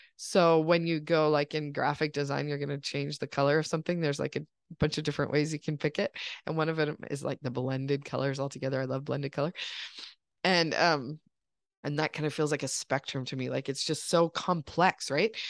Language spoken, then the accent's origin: English; United States; growing up in this country